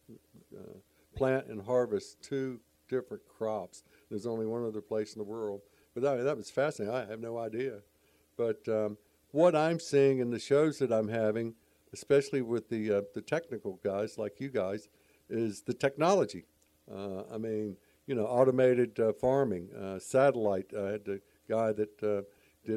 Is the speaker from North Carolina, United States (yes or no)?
yes; Charlotte, North Carolina, United States; I grew up in Charlotte